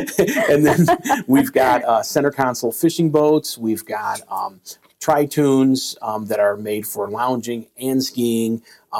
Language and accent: English; Midwest, United States; I come from the Midwest where most lakes are about 100 acres.